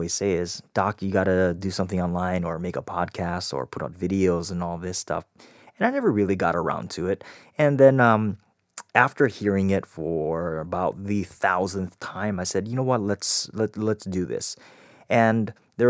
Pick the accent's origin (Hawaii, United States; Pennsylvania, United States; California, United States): Hawaii, United States; I grew up in Hawaii